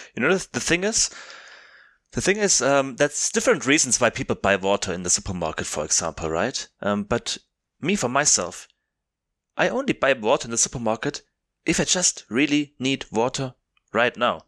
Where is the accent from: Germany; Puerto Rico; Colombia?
Germany; South Germany; English is a second language; moved away as an adult; now in Cape Town, South Africa; I'm from South Germany, I studied in North Germany